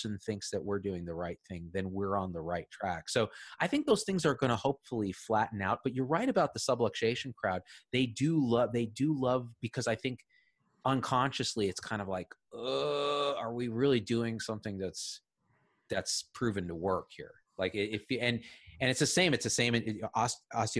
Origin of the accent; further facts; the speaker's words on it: Clovis, California, United States; I grew up in the Central Valley, Clovis